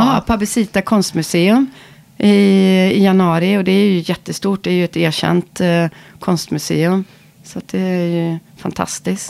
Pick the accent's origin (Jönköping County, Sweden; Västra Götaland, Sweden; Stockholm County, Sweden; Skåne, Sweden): Västra Götaland, Sweden; Ulricehamn; vi kommer från Ulricehamn